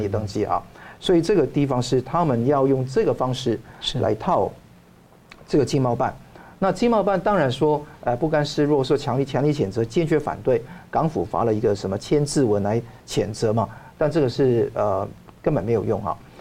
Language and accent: Chinese; Taiwan; 我们台湾人